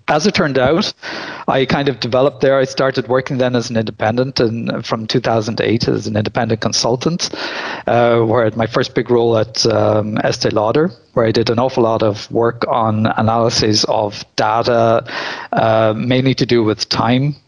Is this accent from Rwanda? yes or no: no; Ireland; moved away as an adult; also born or lived in Limerick, Ireland; now in Belgium; I come from Ireland originally. I'm now living in Belgium